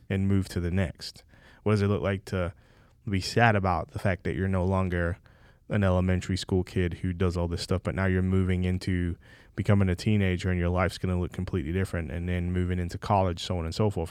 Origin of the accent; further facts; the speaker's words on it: England, United Kingdom; moved away; I'm from England